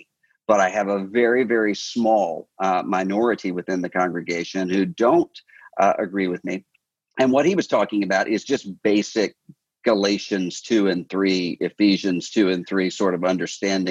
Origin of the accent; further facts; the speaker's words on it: Mississippi Gulf Coast, United States; I'm from the Mississippi Gulf Coast